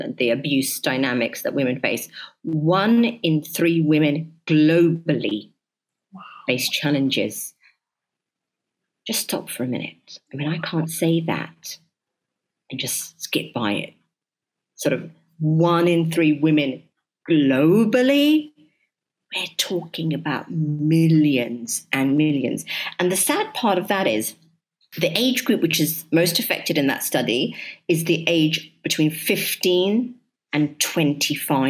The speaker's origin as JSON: {"language": "English", "region": "London", "country": "United Kingdom", "tie": "born or raised there", "moved": "as an adult", "lives_now": "United Arab Emirates", "said": "my upbringing has made me understand that when you're living in so many different places, growing up in London, such a melting pot"}